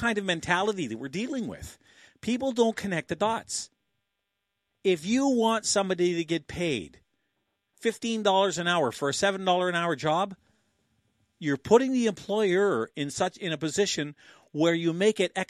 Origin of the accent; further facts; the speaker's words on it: Canada; like good Canadians